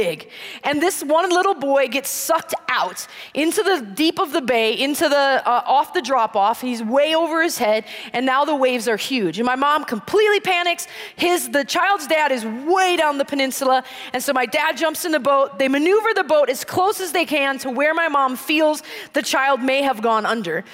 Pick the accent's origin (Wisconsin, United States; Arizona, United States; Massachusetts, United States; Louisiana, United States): Wisconsin, United States; Green Bay; moved away; I grew up in Green Bay, Wisconsin